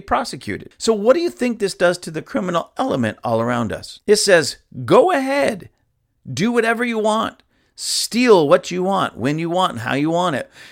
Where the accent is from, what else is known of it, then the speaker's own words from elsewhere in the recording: Lancaster, California, United States; my own hometown, Palmdale, Lancaster, or actually in my hometown, Lancaster